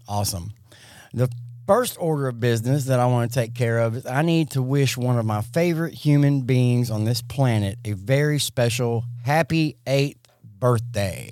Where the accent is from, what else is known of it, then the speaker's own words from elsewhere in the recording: Jackson, Mississippi, United States; I'm forty-seven, and I grew up in South Jackson.